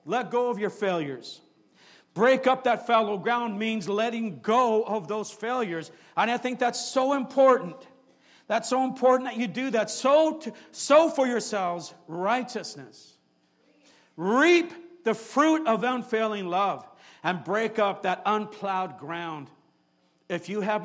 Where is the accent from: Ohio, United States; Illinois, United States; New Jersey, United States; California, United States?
California, United States; San Jose; I grew up here in San Jose. I grew up right off of Julian Street, went to San Jose High School.